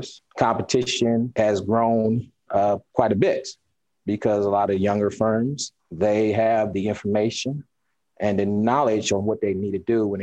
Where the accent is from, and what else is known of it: Fort Wayne, Indiana, United States; born or raised there; moved away as an adult; also born or lived in California / Arkansas; now in Indianapolis, United States